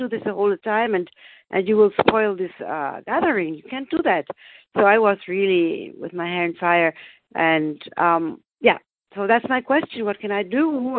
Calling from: Germany; I'm calling from Germany.

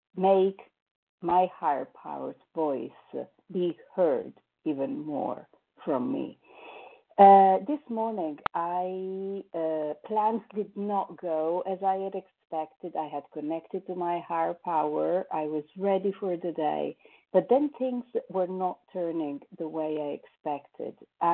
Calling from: Paris, Île-de-France, France; I'm calling from Paris

